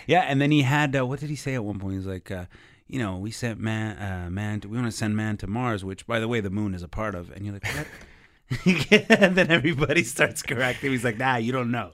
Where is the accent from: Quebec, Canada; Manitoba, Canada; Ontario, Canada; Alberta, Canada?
Quebec, Canada; Montreal; I'm a comic from Montreal